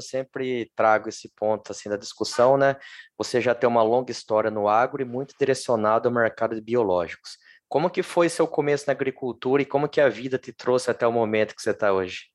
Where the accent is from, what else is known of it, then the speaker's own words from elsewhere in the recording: Lençóis Paulista, São Paulo, Brazil; eu sou do interior de São Paulo. Sim. E e ali na minha cidade, Lençóis Paulista